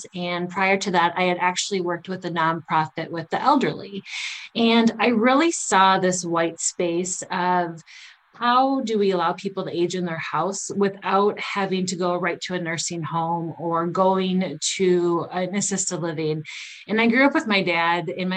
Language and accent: English; Prescott, Wisconsin, United States; moved away as an adult; also born or lived in St. Cloud, Minnesota; now in Arden Hills, United States; I'm from Western Wisconsin, a little town called Prescott, Wisconsin. Grew up with my parents.